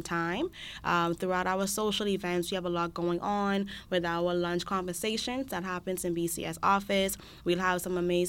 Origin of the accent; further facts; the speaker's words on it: Bahamas; now in Charlottetown, Canada; I'm from the Bahamas